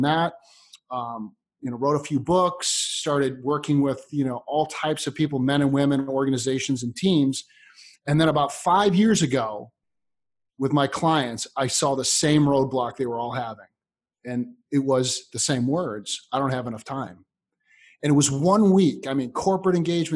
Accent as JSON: {"language": "English", "town": "Chicago", "region": "Illinois", "country": "United States", "tie": "born or raised there", "said": "I grew up in Chicago"}